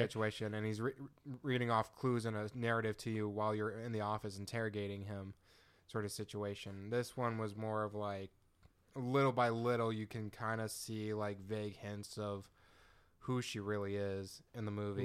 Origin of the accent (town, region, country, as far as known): United States